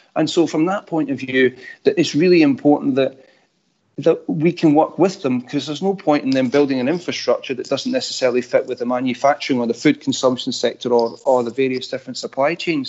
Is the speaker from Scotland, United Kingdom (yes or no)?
yes; Scotland, United Kingdom; accent: Scottish